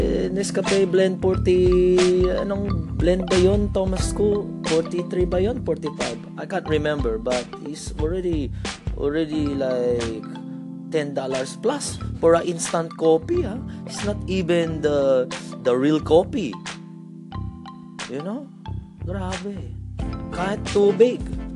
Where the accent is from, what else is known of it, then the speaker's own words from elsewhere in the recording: Australia; being a Filipino Australian